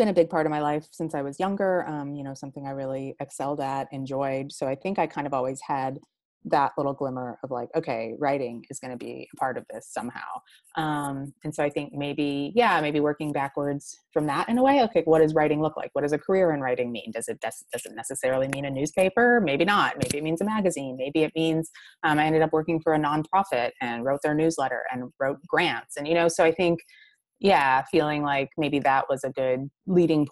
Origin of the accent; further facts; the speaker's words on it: Michigan, United States; also born or lived in Boston; I grew up in Michigan.